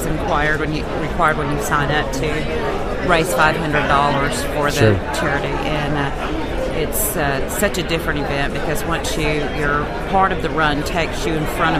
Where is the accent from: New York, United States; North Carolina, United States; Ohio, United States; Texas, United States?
Texas, United States; Texarkana; I'm from Texarkana, Texas.